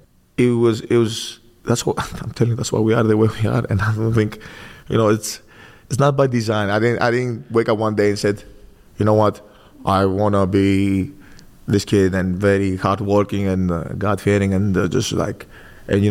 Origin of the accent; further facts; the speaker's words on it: Greece; moved away as an adult; now in United States; born and raised in Greece